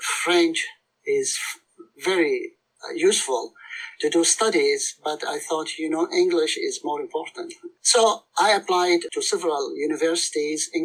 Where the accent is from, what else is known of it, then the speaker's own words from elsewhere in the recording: Mosul, Nineveh, Iraq; moved away; I was born in Nineveh.